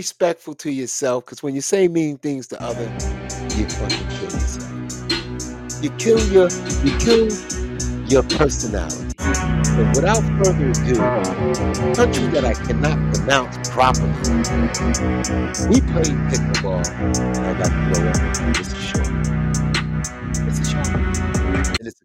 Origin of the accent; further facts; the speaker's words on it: New York, United States; New York, big time, my hometown